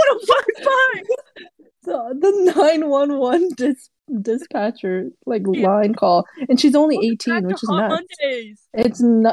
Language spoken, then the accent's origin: English; Prince Edward Island, Canada; now in Calgary, Canada; I'm from Prince Edward Island.